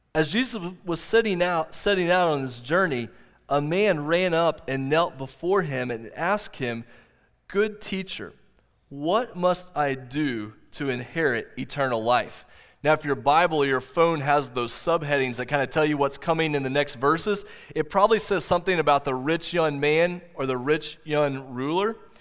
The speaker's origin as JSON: {"language": "English", "region": "Oklahoma", "country": "United States", "tie": "born or raised there", "said": "I grew up here in Oklahoma"}